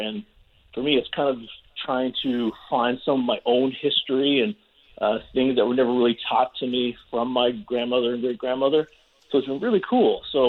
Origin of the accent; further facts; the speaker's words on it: Newfoundland and Labrador, Canada; now in South Okanagan, Canada; I was born and raised in Newfoundland.